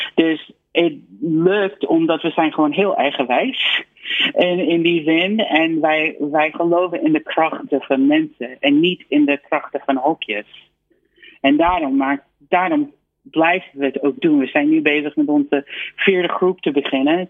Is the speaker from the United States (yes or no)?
yes; United States; Dutch is a second language; now in Netherlands; ik denk persoonlijk als, als Amerikaan